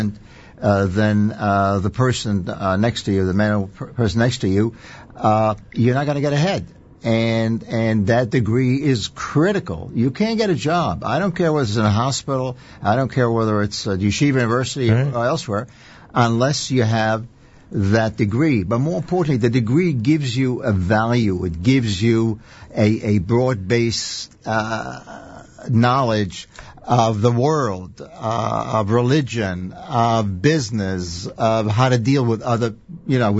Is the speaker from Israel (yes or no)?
yes; Israel; now in United States; I was born and raised in Israel.